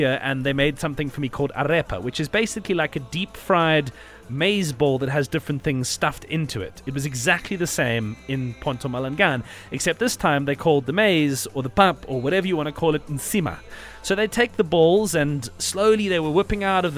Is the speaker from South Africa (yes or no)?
yes; South Africa; as a South African